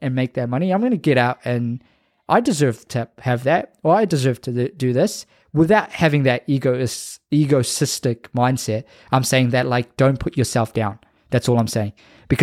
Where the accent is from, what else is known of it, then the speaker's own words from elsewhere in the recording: Fiji; moved away; Hopefully I'll be in Fiji, going to my hometown very soon